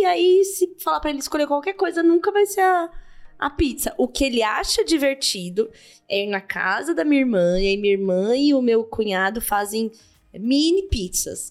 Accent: São Paulo, Brazil; eu vim da Zona Leste aqui de São Paulo e tal, Coab

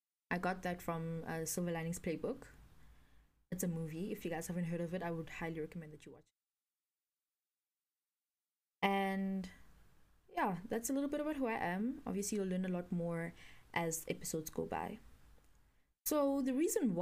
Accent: Pretoria, Gauteng, South Africa; I grew up in Pretoria, born and bred, in Dorandia, Pretoria North to be specific

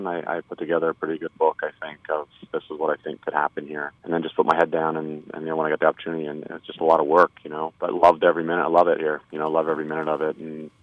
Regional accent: Canada; also born or lived in England; now in United States; I was born in England but grew up in Canada

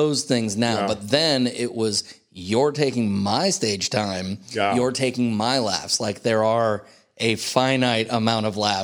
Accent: San Ramon, California, United States; also born or lived in Danville, California; I grew up in the Bay Area

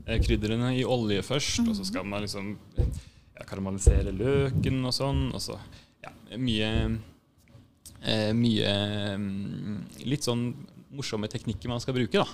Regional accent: Drammen, Buskerud, Norway; moved away; also born or lived in Bergen / Lillehammer / Rælingen; Så jeg er fra Drammen

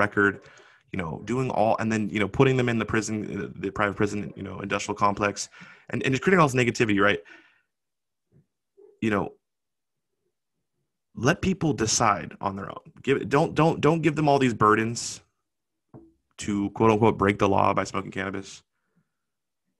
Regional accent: Washington, United States; in Washington, my home state

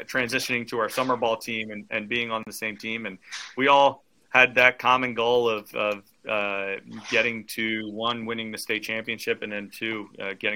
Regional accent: Trenton, New Jersey, United States; my hometown team

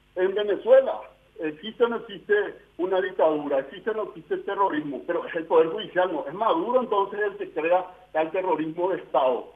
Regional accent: Paraguay; como ciudadano paraguayo, no como diputado nacional, como ciudadano paraguayo

